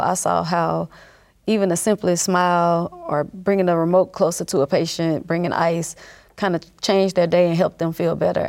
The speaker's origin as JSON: {"language": "English", "region": "North Louisiana", "country": "United States", "tie": "born or raised there", "said": "I grew up in North Louisiana"}